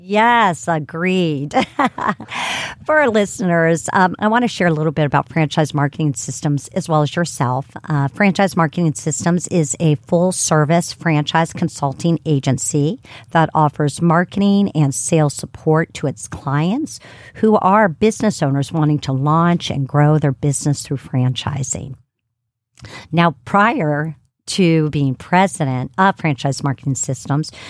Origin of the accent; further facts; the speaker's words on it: Ohio, United States; now in Atlanta, United States; Miami, Ohio, which is my home state